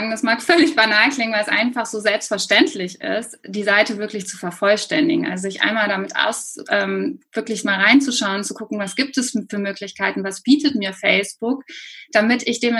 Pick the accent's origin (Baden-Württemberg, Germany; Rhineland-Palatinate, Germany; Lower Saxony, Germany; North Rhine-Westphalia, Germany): North Rhine-Westphalia, Germany; Cologne; Ähm, ja, wie du schon sagst … ich bin aus Köln.